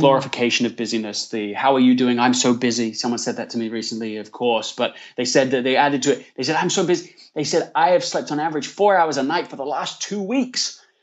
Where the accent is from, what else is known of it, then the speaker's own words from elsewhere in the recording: Leeds, Yorkshire and the Humber, United Kingdom; accent: English; moved away as an adult; also born or lived in London, England / United States; now in California, United States; I was born in London, England, Uh, grew up in Leeds, in the north of England, and have spent the last fifteen years in the U S. I'm currently based in California.